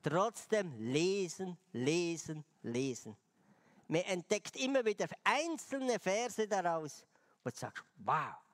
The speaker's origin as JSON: {"language": "German", "country": "Switzerland", "said": "Aber ich dachte, als Schweizer bringe ich ihr eine Schweizer Tafel Schokolade."}